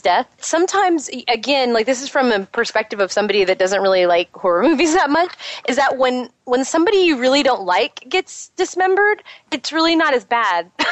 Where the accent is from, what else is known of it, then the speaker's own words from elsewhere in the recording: Texas, United States; we're from Texas too